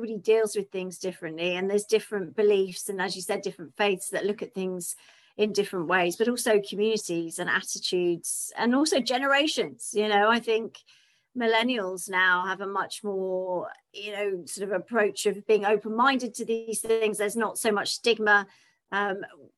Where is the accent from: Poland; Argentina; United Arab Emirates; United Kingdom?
United Kingdom; I'm British